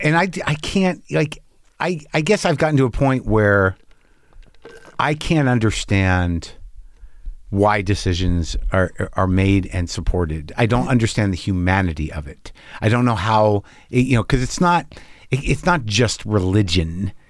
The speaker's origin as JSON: {"language": "English", "region": "New Mexico", "country": "United States", "tie": "born or raised there", "said": "I grew up in New Mexico, and people live up in Taos"}